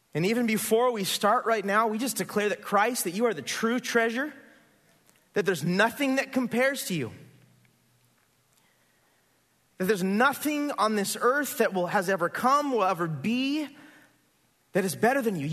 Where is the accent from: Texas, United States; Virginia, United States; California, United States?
California, United States; Santa Barbara; also born or lived in Goleta / Carpinteria; I grew up here. I grew up in Santa Barbara.